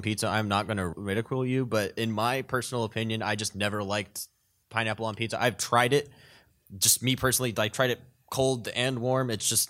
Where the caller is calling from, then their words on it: Houston, Texas, United States; calling from Texas, Houston.